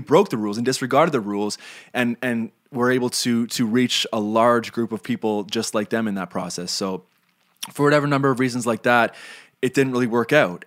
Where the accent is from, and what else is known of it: Canada